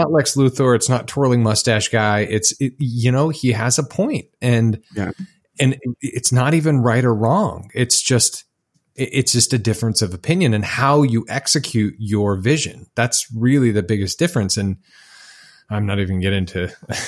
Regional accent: Utah, United States; I grew up in Utah, where if you were black, you probably played for the Utah Jazz

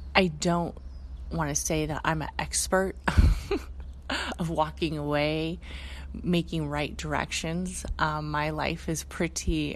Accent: Bay Area, California, United States; We're both born and raised in the Bay Area.

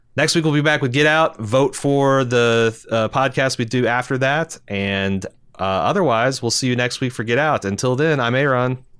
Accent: United States; we Americans are fucking proud

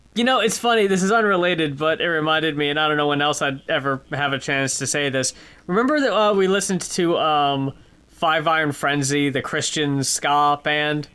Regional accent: United States; moved away; I grew up in New York, uh, in New Jersey

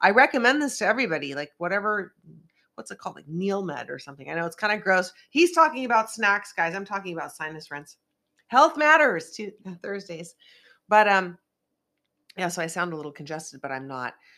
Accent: Northern California, United States; now in Los Angeles, United States; I don't come from L A, I come from NorCal, where it rains a lot and snows a lot

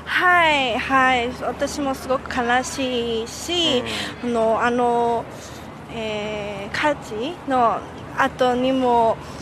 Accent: Hong Kong; 出身は、まあ、香港ですけれども、香港のタ台北という場所ですね。今、はまだタ台北に住んでいます。

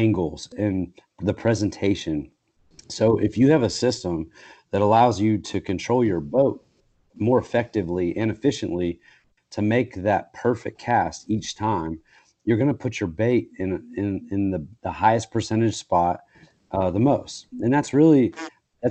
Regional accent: Kentucky, United States; I'm from Kentucky, but that's like 4 hours away, from where I grew up

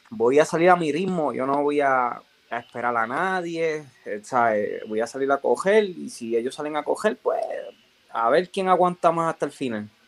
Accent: Orocovis, Puerto Rico; De, poder estar aquí y, de representar a, mi pueblo, a Orocovi, a Puerto Rico.

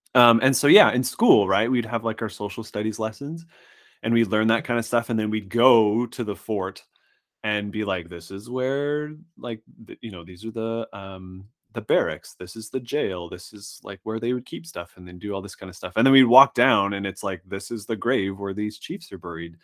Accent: Saskatchewan, Canada; I grew up in what's essentially a nine months out of the year, it's winter s, town. surrounded by indigenous reservations in Saskatchewan, Canada

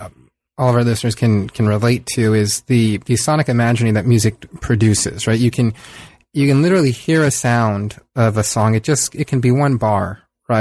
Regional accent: San Diego, California, United States; I grew up on the San Diego, the, you know, Southern California-Mexico mm-hmm. border

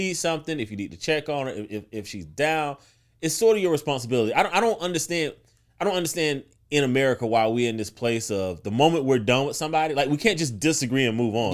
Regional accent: South Carolina, United States; born or raised there

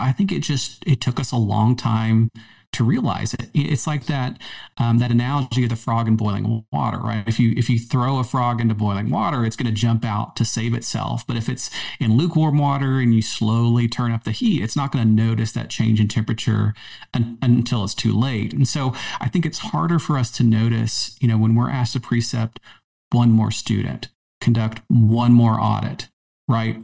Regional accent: the South, United States; also born or lived in Maryland; now in Charlotte, United States; growing up in the South, you know, I've been a long-term Tar Heel fan

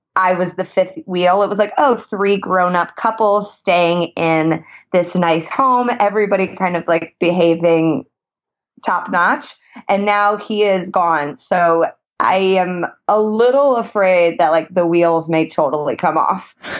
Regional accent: Indianapolis, Indiana, United States; now in Los Angeles, United States; I am originally from Indianapolis, Indiana.

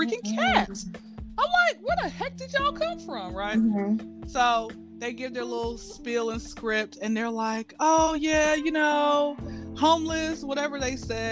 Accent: Atlanta, Georgia, United States; I'm from Atlanta, born and raised

